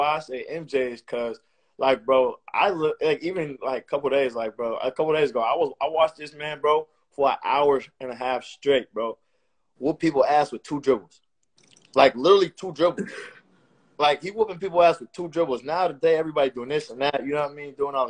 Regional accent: New York, United States; we come from New York, you know what I mean?

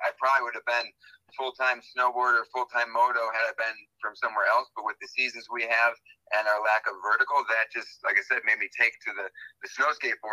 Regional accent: Elkhorn, Wisconsin, United States; I actually born and raised in Elkhorn, Wisconsin, just outside of the fairgrounds

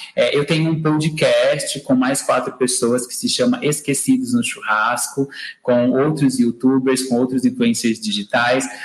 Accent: Brazil; nós brasileiros falamos português

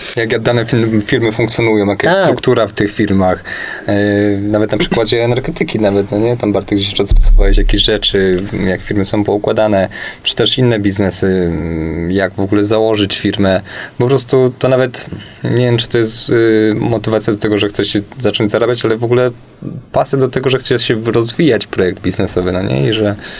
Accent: Kielce, Świętokrzyskie Voivodeship, Poland; znamy się z Kielc, ponieważ y, pochodzimy w trójkę właśnie z tego miasta

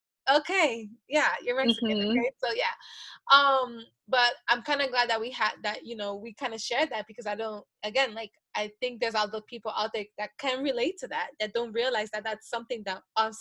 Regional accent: Honduras; Like, I am from Honduras.

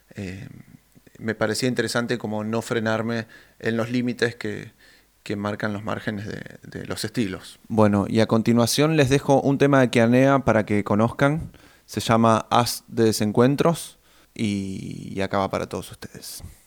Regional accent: Neuquén, Argentina; moved away as an adult; now in Buenos Aires, Argentina; Yo soy de Neuquén Capital pero desde el 2017, que ya estoy eh, radicado en Capital Federal

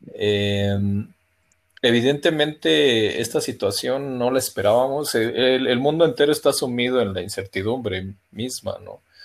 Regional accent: Mexico; como buenos mexicanos

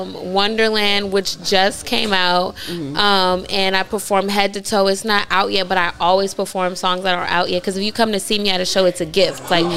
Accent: Washington, District of Columbia, United States; I'm from DC.

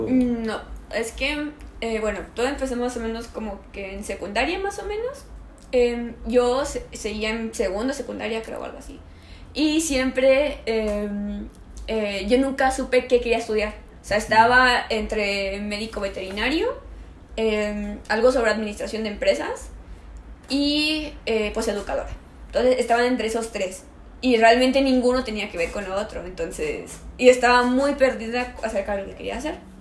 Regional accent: Mexico; also born or lived in Germany; yo salí acá de México un día antes de mi cumpleaños y llegué allá en mi mismo día de cumpleaños

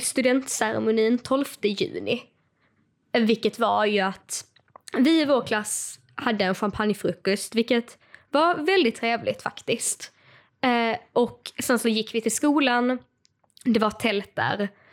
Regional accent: Skåne, Sweden; accent: Scanian; jag vet att jag pratar skånska.

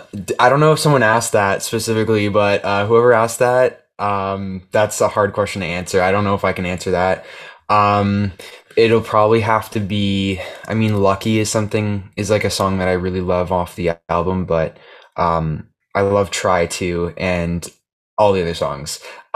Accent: Toronto, Ontario, Canada; I guess I'm a musician from Toronto, Ontario.

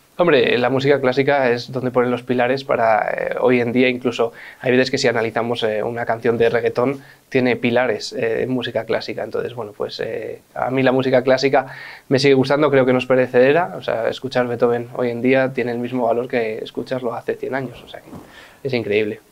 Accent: Madrid, Community of Madrid, Spain; yo cuando nací, nací en el Hospital de La Paz

